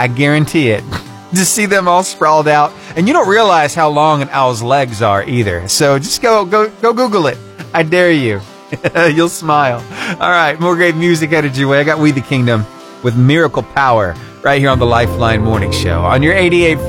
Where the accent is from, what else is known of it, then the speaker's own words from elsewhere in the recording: Battleground, Alabama, United States; I grew up over in Battleground, Alabama